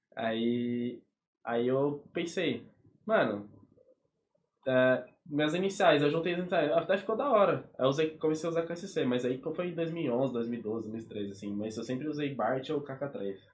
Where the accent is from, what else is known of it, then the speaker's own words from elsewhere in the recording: São Paulo, Brazil; moved away; eu nasci lá, fui crescido lá desde menor